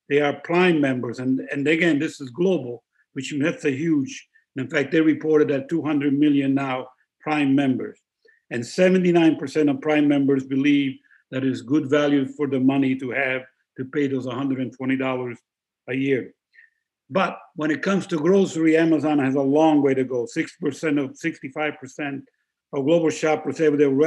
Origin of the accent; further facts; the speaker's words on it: Italy; It's the most expensive place, my home country, to start a business.